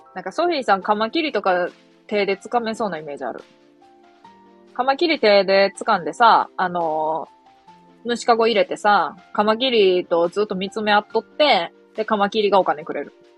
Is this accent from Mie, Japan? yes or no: yes; Mie, Japan; 三重県で生まれました